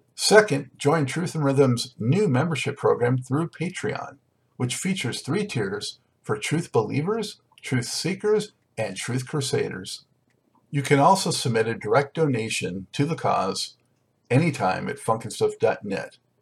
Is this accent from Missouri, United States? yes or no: no; Los Angeles, California, United States; now in Charlotte, United States; originally from Los Angeles